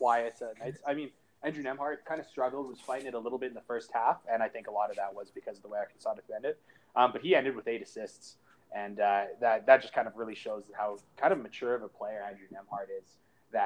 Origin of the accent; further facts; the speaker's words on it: Canada; I'm Canadian